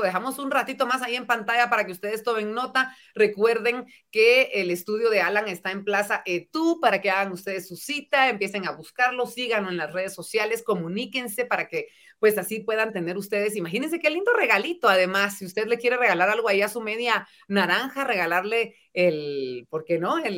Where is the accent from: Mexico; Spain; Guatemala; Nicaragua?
Guatemala; cada vez somos más los guatemaltecos que queremos crecer